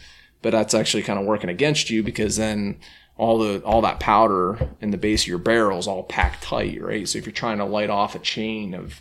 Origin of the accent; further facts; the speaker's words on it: Pennsylvania, United States; now in New York, United States; when I first moved to New York State, I grew up in Pennsylvania